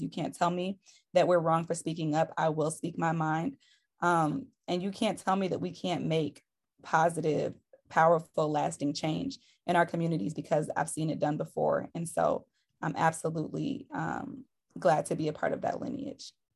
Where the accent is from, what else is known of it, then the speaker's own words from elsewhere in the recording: Detroit, Michigan, United States; I'm originally from Detroit, Michigan.